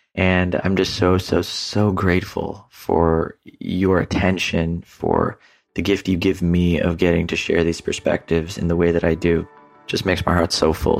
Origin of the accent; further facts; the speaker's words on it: Houston, Texas, United States; also born or lived in San Diego; now in Nosara, Costa Rica; I'm currently actually recording this episode from my hometown in Houston.